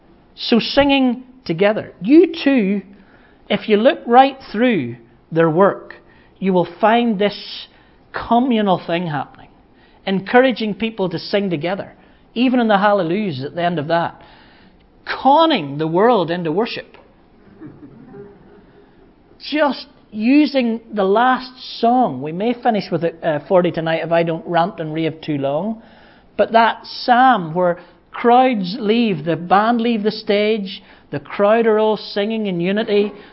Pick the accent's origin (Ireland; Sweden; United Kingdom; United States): Ireland; I'm from Ireland, and when I see this at a big screen anywhere else in the world, I usually get a bit teary, because I'm right home into the pain of home that he talked about